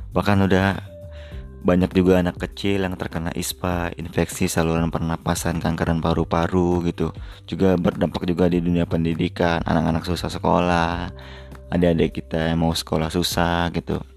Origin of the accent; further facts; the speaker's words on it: Palembang, South Sumatra, Indonesia; di Sumatera Selatan juga tempat kota gua di Palembang juga terdampak